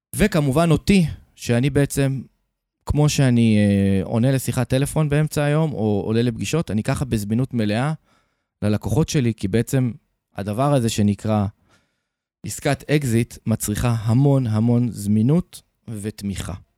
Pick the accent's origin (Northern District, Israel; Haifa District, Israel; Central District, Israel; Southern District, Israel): Haifa District, Israel; Haifa; moved away as an adult; also born or lived in Tel Aviv / Ashdod; now in Jerusalem, Israel; נולדתי בתל אביב, בגיל שמונה עברנו לחיפה, אז אפשר להגיד שרוב הילדות שלי ביליתי בחיפה